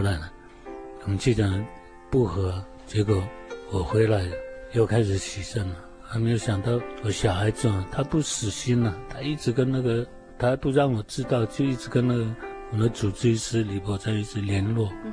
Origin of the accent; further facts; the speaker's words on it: Minsheng Village, Sanmin Township, Kaohsiung, Taiwan; 我是标准的布农族原住民，呃，住在高雄县三明乡民生村。 土生土长